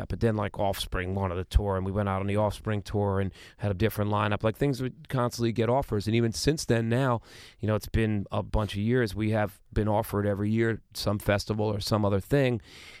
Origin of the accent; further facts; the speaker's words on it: Queens, New York, United States; I mean, we came from Planet Queens.